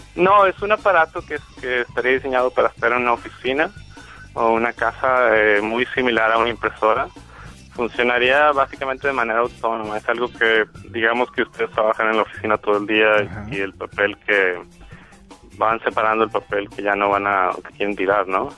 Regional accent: Monterrey, Nuevo León, Mexico; moved away as an adult; also born or lived in England; Soy, yo soy mexicano, soy de Monterrey, en México.

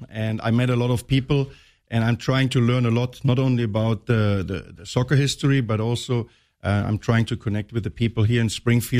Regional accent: Northern Germany, Germany; moved away as an adult; now in United States; Well, I'm German. I'm from the northern part of Germany.

